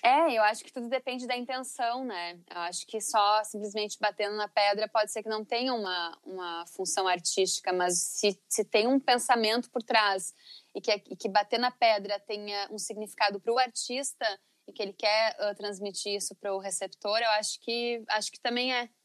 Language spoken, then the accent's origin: Portuguese; Teutônia, Rio Grande do Sul, Brazil; Eu vim de uma cidade, na cidade de Teutônia, no Vale do Taquari